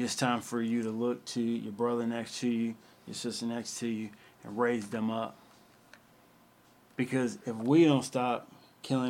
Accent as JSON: {"language": "English", "town": "Louisville", "region": "Kentucky", "country": "United States", "tie": "born or raised there", "said": "I grew up in Louisville, Kentucky. That's where I'm from"}